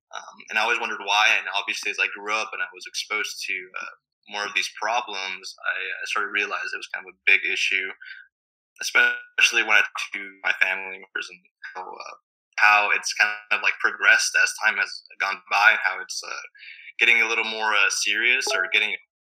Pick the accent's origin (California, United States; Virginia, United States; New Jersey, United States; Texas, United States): Texas, United States; Del Rio; I grew up in Del Rio, Texas, which is a border town. It's bordering Ciudad Acuña, Mexico.